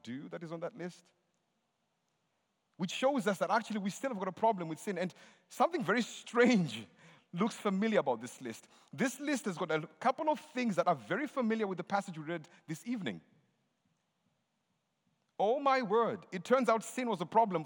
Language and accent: English; Zimbabwe; I'm from Zimbabwe.